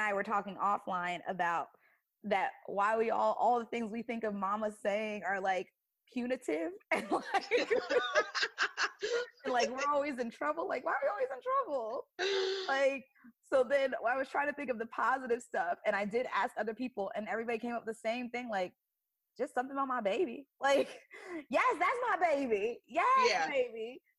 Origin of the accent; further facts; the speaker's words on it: Canada; I don't know that phrase at all, but I'm from Canada.